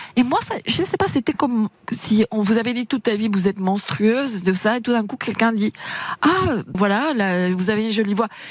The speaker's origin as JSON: {"language": "French", "country": "Argentina", "second_language": "French", "moved": "yes", "lives_now": "France"}